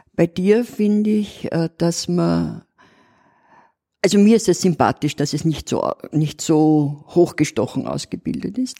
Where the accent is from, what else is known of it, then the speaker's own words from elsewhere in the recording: Vienna, Austria; accent: Old Viennese dialect; wo ich den Dialekt pflege. Mhm. Den Altwiener Dialekt